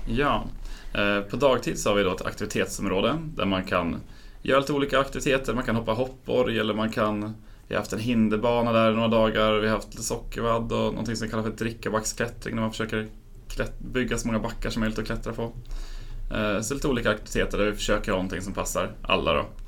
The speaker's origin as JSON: {"language": "Swedish", "town": "Enköping", "region": "Uppsala County", "country": "Sweden", "moved": "as an adult", "lives_now": "Uppsala, Sweden", "said": "jag flyttade hit för ett par år sedan men kommer från Enköping från början"}